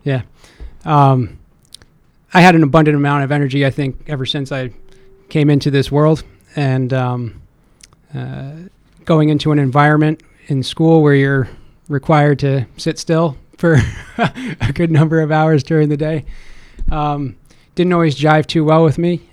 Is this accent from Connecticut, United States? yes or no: yes; Stamford, Connecticut, United States; also born or lived in Boston, Massachusetts; now in Ansonia, United States; born and raised in Stamford, Connecticut. Um, spent my life there until I was about uh, 20 years old